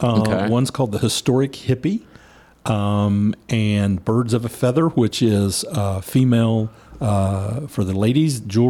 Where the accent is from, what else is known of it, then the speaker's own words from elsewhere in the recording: Louisa, Kentucky, United States; As a little guy growing up in Louisa, Kentucky in the 60s, it was a big deal for us to come to Huntington.